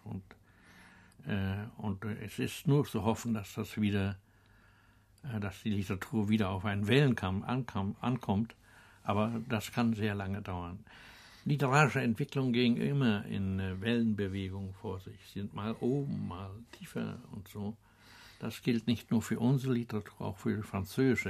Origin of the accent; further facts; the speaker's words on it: Bansin, Mecklenburg-Vorpommern, Germany; moved away; Bansin, das also ist der Ort, in dem ich groß geworden bin